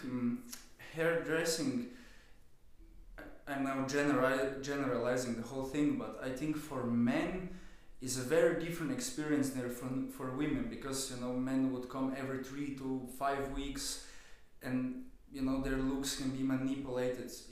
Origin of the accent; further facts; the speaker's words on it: Slovenia; also born or lived in London; now in Vienna, Austria; I'm from Slovenia originally